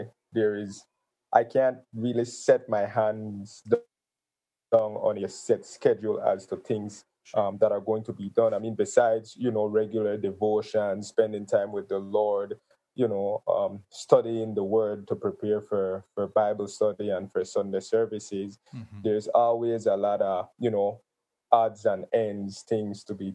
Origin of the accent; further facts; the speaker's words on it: Gales Point, Belize District, Belize; moved away as an adult; now in Belize City, Belize; Gales Point is where I was raised. So that's my hometown